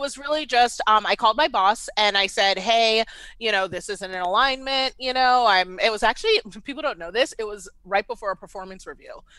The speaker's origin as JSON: {"language": "English", "town": "Washington", "region": "District of Columbia", "country": "United States", "tie": "born or raised there", "also_born_or_lived": "Baltimore, Maryland", "moved": "as an adult", "lives_now": "Atlanta, United States", "said": "I was born and raised in D C"}